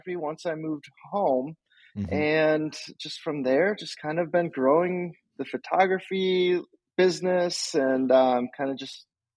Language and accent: English; Door County, Wisconsin, United States; also born or lived in Minneapolis, Minnesota; I grew up in Door County, Wisconsin